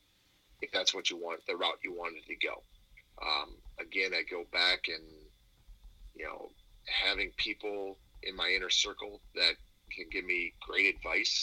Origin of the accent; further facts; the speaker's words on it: Cobb, Wisconsin, United States; I'm coming from Cobb, Wisconsin, a town of 400